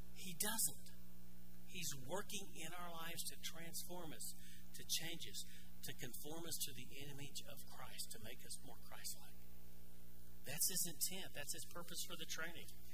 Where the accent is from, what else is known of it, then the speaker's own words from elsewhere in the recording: Arkansas, United States; moved away; I grew up in Arkansas